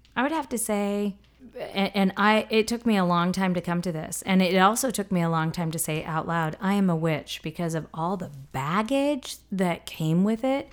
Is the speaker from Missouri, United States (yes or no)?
yes; the Ozarks, Missouri, United States; I grew up in the South, in Missouri, in the Ozarks